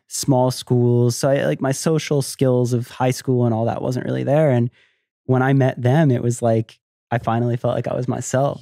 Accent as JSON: {"language": "English", "town": "Tampa", "region": "Florida", "country": "United States", "tie": "born or raised there", "also_born_or_lived": "Miami, Florida", "said": "I was born in Florida, I love Florida, I grew up there"}